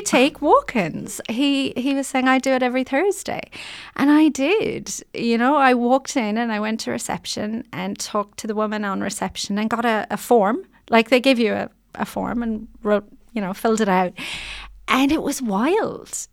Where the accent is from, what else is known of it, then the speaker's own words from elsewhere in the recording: Ireland; moved away as an adult; now in New Zealand; I just wanted to be accepted as a New Zealander